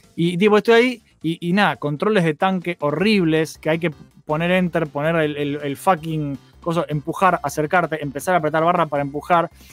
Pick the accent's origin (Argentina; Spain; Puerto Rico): Argentina; Buenos Aires; somos todos de Buenos Aires